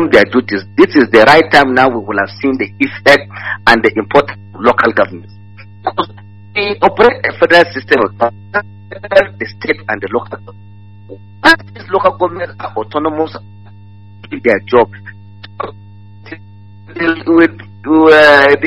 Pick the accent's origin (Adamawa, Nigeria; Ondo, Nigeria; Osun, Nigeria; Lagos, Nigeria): Adamawa, Nigeria; I'm from Adamawa State.